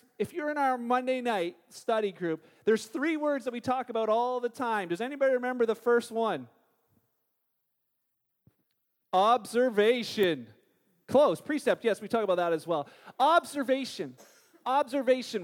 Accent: Canada; we're Canadian

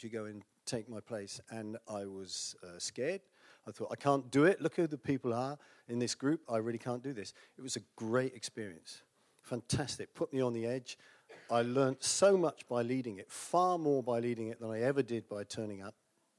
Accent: United Kingdom; accent: British; moved away

